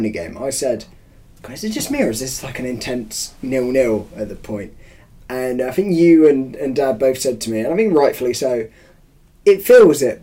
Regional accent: England, United Kingdom; I'm English

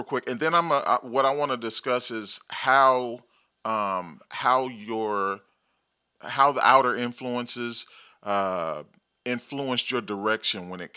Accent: Gary, Indiana, United States; also born or lived in Chicago, Illinois; I was raised in Gary

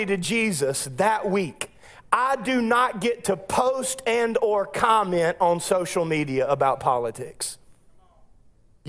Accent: United States; my rights as an American

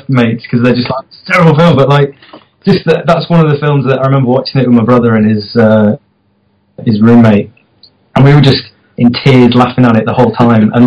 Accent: Formby, North West England, United Kingdom; Well, I'm from Formby

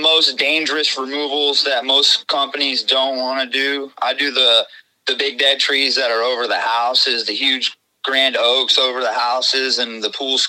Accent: Clearwater, Florida, United States; also born or lived in Buffalo, New York; I'm 37. I was born in Buffalo, New York, but I pretty much grew up in Clearwater, Florida, right, my whole life. So I'm pretty much a Florida cracker, I guess you could call me.

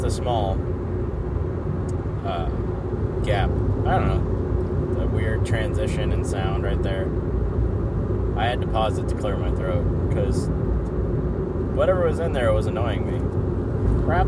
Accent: Portland, Oregon, United States; back in Portland

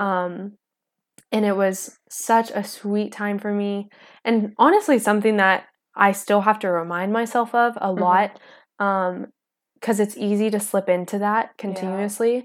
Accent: Palestine, Texas, United States; I am from East Texas

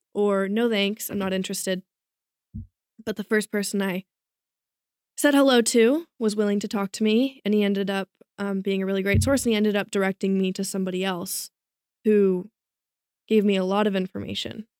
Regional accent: Bay Area, California, United States; moved away as an adult; now in Malibu, United States; I'm from the Bay Area

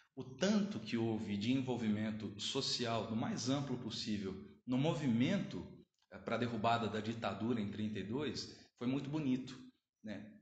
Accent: Jaú, São Paulo, Brazil; also born or lived in Avaré; eu sou de Jaú, nascido e criado

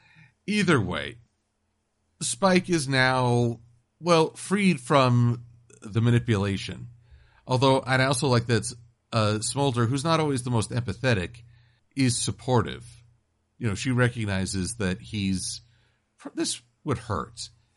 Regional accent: Connecticut, United States; Wait, you made me the Black Ranger because I have African origins? I'm from Connecticut.

